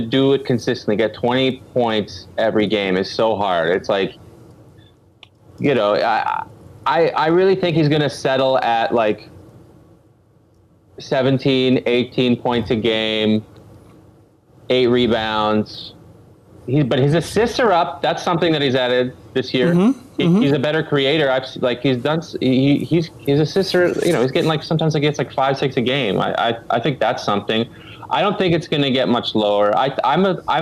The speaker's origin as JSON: {"language": "English", "town": "Ottawa", "region": "Ontario", "country": "Canada", "moved": "yes", "lives_now": "United States", "said": "I'm from Ottawa, I'm from Canada, but I live in America now"}